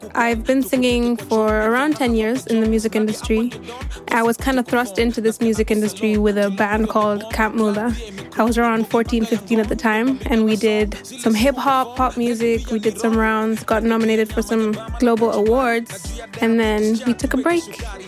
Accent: Kenya; I'm a Kenyan making music means that I'm a Kenyan musician

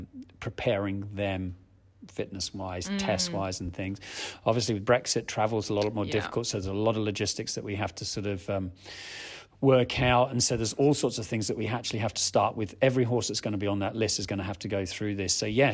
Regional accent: Australia; moved away as an adult; now in United Kingdom; I grew up in Australia. I was born in the UK, grew up in Australia

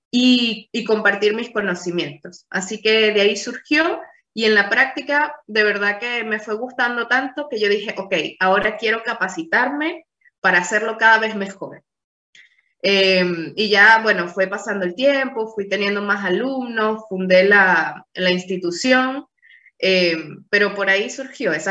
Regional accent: Venezuela; born there; also born or lived in Portugal; yo nací en Venezuela, pero viví varios años en Portugal.

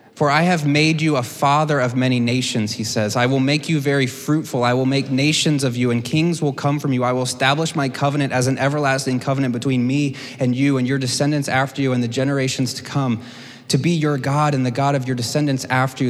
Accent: United States; as American Christians

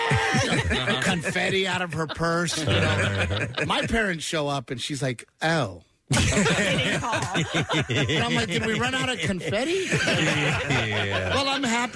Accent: Portland, Texas, United States; moved away as an adult; now in Los Angeles, United States; I grew up in Portland, Texas.

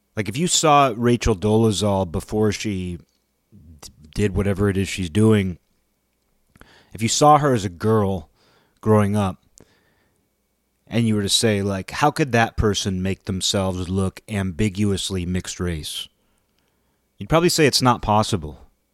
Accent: United States; being an American

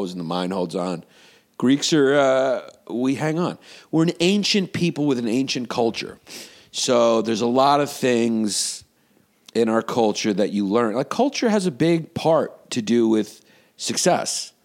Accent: United States; I'm an American.

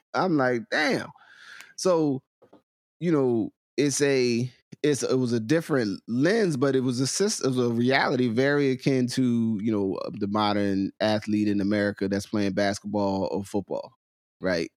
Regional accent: Willingboro, New Jersey, United States; accent: New Jersey; North Jersey; sometimes Southern; also born or lived in Trenton, New Jersey; I'm born on the, in Trenton. and then, so then I have, I have a Trenton layer of, of, of experience and understanding, and then I have a Willowboro layer

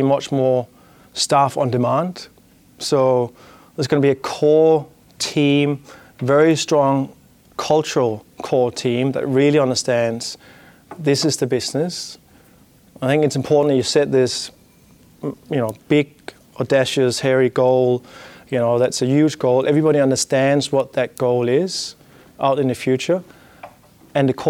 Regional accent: Denmark; accent: Danish; English is a second language; my Danish accent

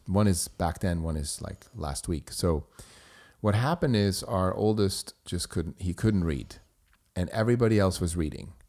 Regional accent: Switzerland; born or raised there; first language German; English is a second language; moved away as an adult

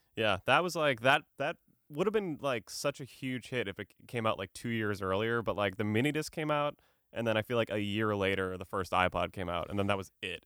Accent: Boston, Massachusetts, United States; I'm an Irish dude from Boston

